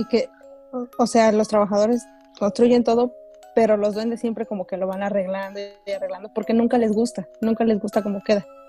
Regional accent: Oaxaca, Mexico; yo nací en Oaxaca

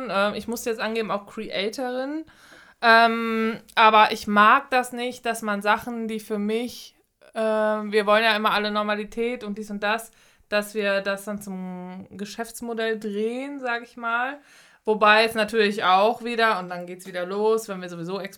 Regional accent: North Rhine-Westphalia, Germany; ich, ich komme komm aus dem Ruhrgebiet.

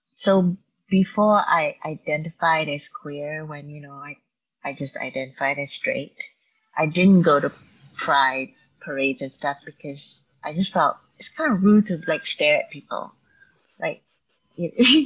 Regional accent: Malaysia; moved away; my growing up in Malaysia

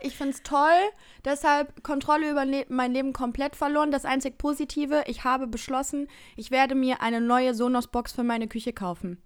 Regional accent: Baden-Württemberg, Germany; moved away; Richtung Baden-Württemberg begeben in meine Heimat

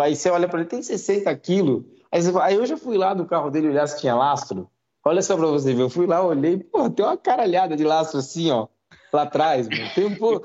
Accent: São Bernardo do Campo, São Paulo, Brazil; Eu sou de São Bernardo

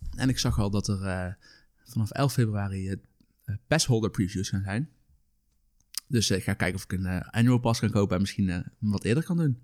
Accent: Netherlands; ik als Nederlander met een Nederlands paspoort

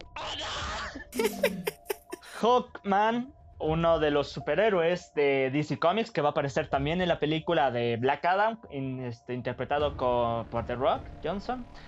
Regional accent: Mexico; somos mexicanos

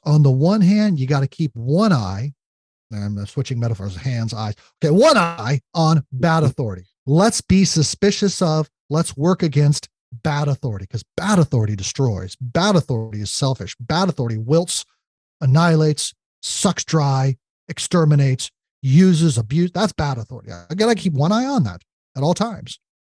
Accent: United States; we as uh, uh, citizens of the United States

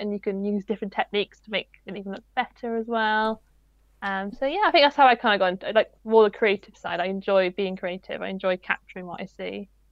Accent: Wales, United Kingdom; I'm Welsh, I am absolutely awful at pronouncing Welsh names.

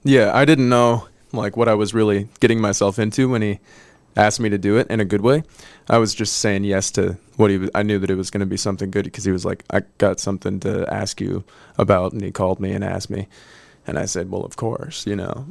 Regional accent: De Pere, Wisconsin, United States; also born or lived in California; I'm from De Pere

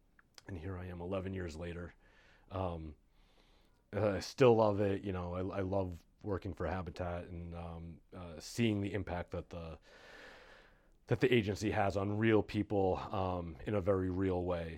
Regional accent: Massachusetts, United States; also born or lived in Vancouver; So I like I said, I grew up in Massachusetts, and also did a couple years in Vancouver in Canada.

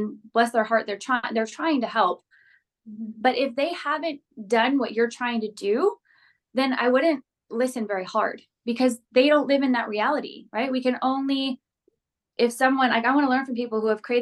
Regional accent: Phoenix, Arizona, United States; now in Los Angeles, United States; I grew up in Phoenix, Arizona

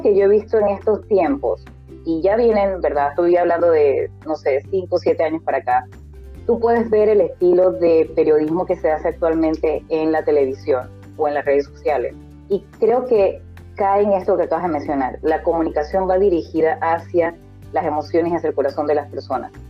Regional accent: Panama; en culturas donde yo crecí, por ejemplo, en Panamá

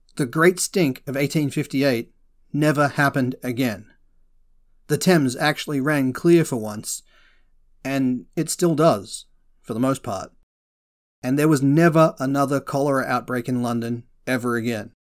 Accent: Australia; As an Aussie

